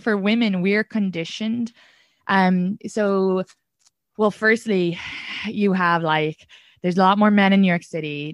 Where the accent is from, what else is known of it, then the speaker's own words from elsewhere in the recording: Kildare, Leinster, Ireland; I'm from Kildare, which is Kildara, but when the Brits pronounce it, it's Kildare